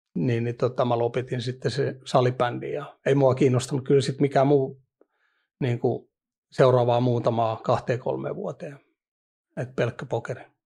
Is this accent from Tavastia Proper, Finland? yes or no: no; Vantaa, Uusimaa, Finland; oon Vantaan Hakunilasta kotosi